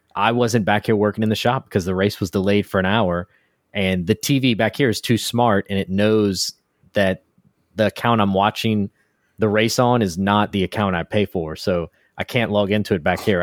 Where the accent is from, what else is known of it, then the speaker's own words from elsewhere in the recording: United States; now in Houston, United States; I'm from America. Uh, I'm in Texas, in Houston